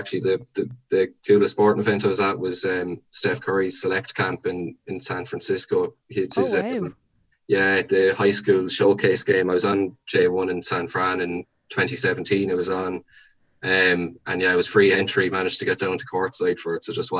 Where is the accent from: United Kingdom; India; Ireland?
Ireland; Templenough, Connacht; there would have only been maybe 8 or 9 fellas my age maybe growing up in Templenough in the age group. Yeah, so it's a small area.